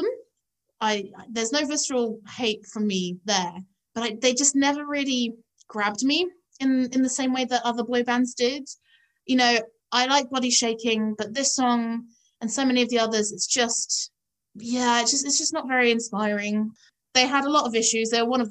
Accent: Epsom, South East England, United Kingdom; when I was growing up in Epsom

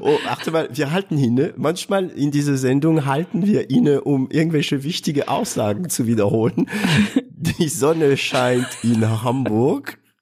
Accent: France; German is a second language; also born or lived in Southern Germany; now in Germany

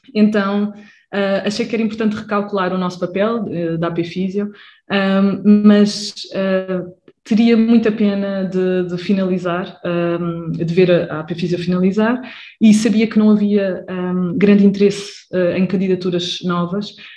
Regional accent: Lisbon area, Portugal; sou da zona de Lisboa também

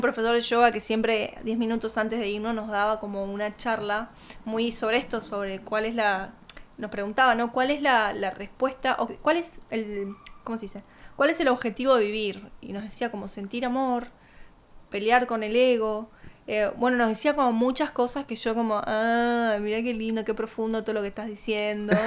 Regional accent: Argentina; moved away; donde yo me crié o hasta no irme de Argentina

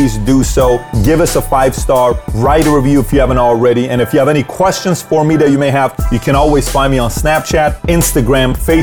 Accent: Iran; now in United States; I'm here from Iran

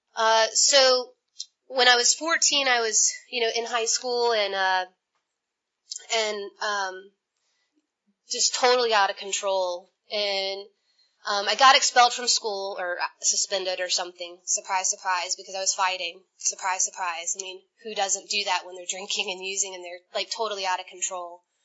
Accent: Atlanta, Georgia, United States; I'm from Atlanta

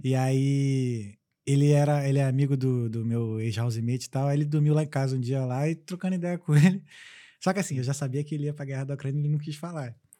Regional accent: Brazil; moved away; eu sou brasileiro

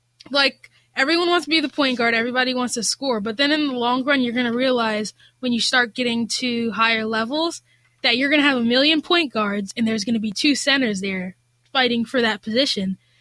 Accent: Rahway, New Jersey, United States; I started in first grade rec basketball back in my hometown, Rahway

